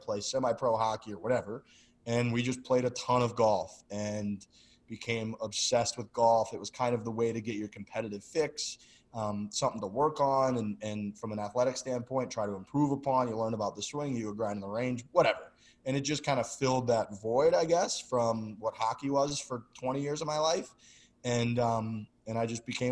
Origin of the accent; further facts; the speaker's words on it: St. Louis, Missouri, United States; moved away as an adult; also born or lived in Boston; I'm from St. Louis, Missouri. Like my parents have supported the hell out of me forever